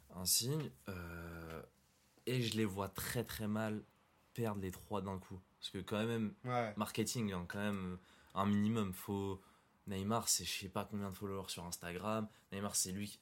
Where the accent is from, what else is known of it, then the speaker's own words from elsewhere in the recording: Morocco; Je suis marocain